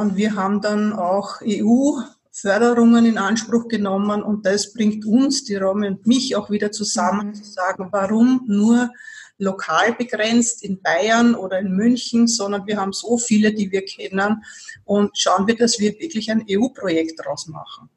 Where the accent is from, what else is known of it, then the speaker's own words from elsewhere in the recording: Vienna, Austria; also born or lived in Burgenland; für mich als Wienerin